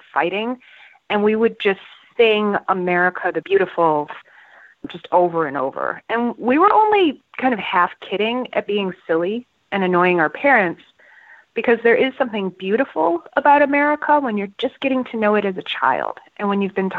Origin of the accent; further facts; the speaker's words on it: Toronto, Ontario, Canada; now in San Francisco, United States; from San Francisco, but born and raised in Toronto, Canada